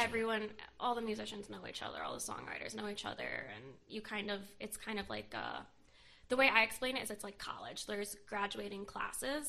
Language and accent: English; United States; my hometown